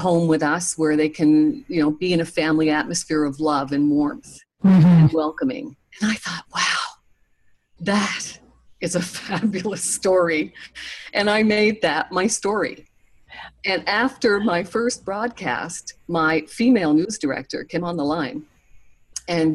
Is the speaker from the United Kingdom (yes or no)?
no; Nova Scotia, Canada; moved away; also born or lived in Toronto; I'm from Nova Scotia